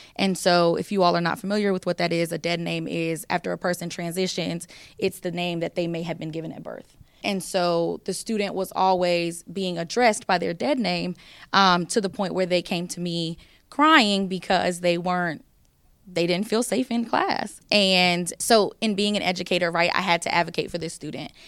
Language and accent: English; the South, United States; I'm from the South